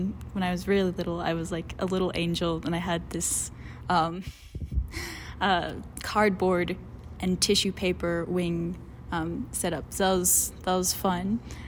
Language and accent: English; Mérida, Yucatán, Mexico; Yeah, we grew up in the Yucatan Peninsula in a city called Mérida.